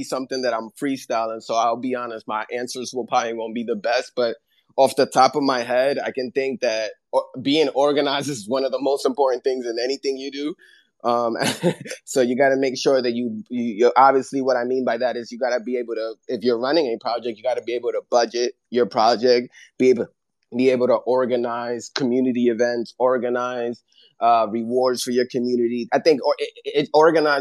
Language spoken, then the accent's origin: English; New York, United States; I'm from New York, so I feel like I've been adapted to a lot of different cultures